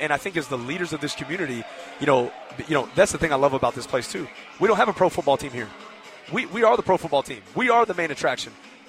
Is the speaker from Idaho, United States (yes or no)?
no; Fort Worth, Texas, United States; now in El Paso, United States; I grew up in Fort Worth, Texas